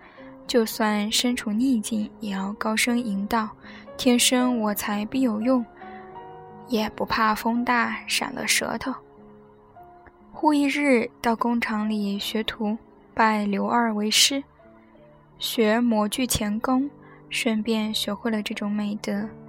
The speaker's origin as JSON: {"language": "Chinese", "country": "China", "said": "这件事让中国人一说，太过复杂。我就是中国人，所以讲的这样复杂。"}